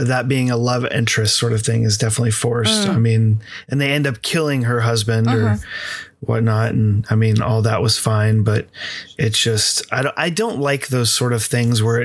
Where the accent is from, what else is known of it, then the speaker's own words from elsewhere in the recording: United States; me being American